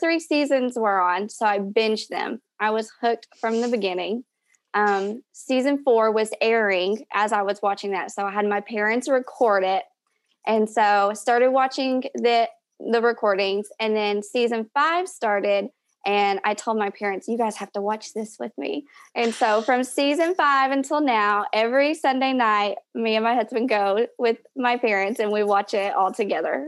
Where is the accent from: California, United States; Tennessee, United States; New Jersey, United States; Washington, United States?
Tennessee, United States; Knoxville; I'm from Knoxville, Tennessee